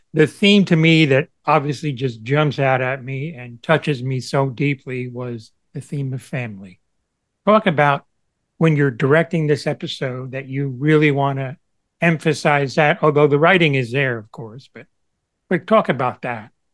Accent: Cuba; moved away; a former immigrant from Cuba

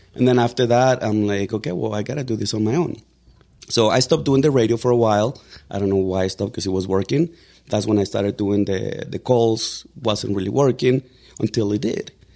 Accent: Mexico; English is a second language; now in Denver, United States; I was born in Mexico. I got here on September of two thousand and three.

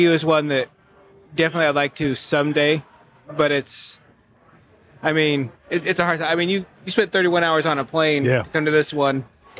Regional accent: United States; The nice thing about being American

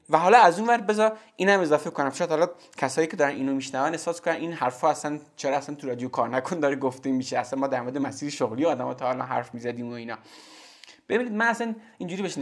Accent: Zabol, Sistan and Baluchestan, Iran; born there; من توی زابل به دنیا اومدم

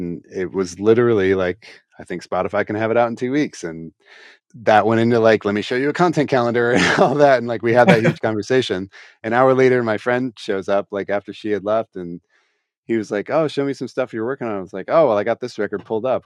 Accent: Columbus, Ohio, United States; my hometown here

